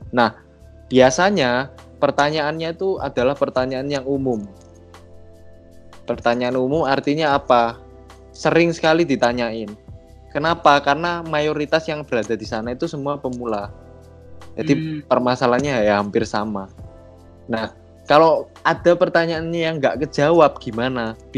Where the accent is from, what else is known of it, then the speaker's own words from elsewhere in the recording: Surabaya, East Java, Indonesia; saya dari Surabaya.